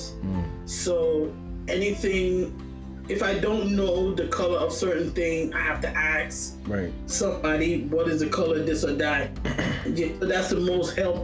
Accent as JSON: {"language": "English", "town": "New York City", "region": "New York", "country": "United States", "tie": "born or raised there", "said": "I was born here in Brooklyn, New York"}